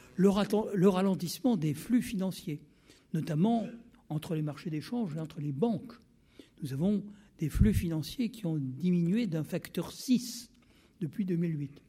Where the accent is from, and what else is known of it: France